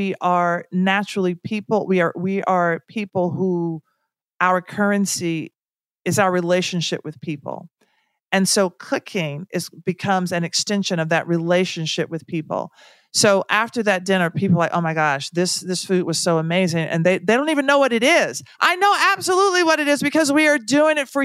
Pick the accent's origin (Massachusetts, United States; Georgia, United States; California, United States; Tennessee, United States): Tennessee, United States; I'm from Tennessee. So I'm not from gumbo country